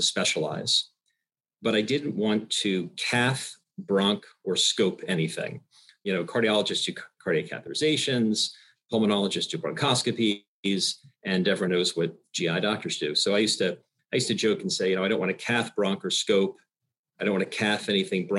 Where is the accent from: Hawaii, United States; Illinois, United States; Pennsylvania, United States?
Pennsylvania, United States; Bucks County; also born or lived in Michigan / Philadelphia; I grew up in Bucks County, Pennsylvania